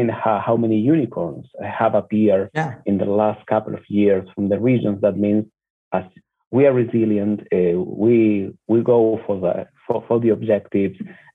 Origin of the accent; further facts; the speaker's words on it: Argentina; I'm from Argentina